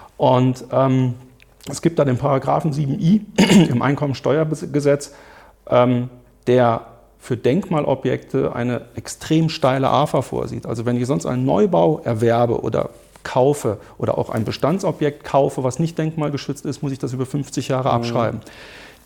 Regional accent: Germany; bei uns in Deutschland

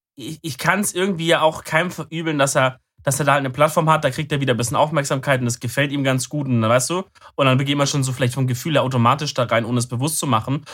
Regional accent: Swabia, Germany; bin ich auch ein Schwabe

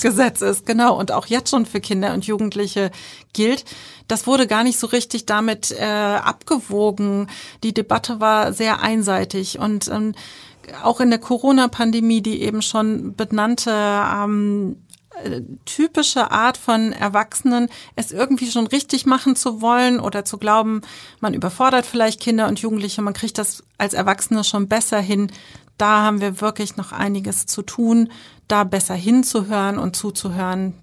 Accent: Germany; bei uns in Deutschland

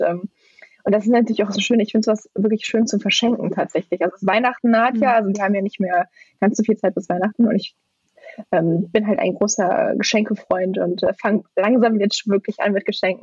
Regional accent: Mönchengladbach, North Rhine-Westphalia, Germany; now in Schwalmtal, Germany; ich komme aus Mönchengladbach ursprünglich

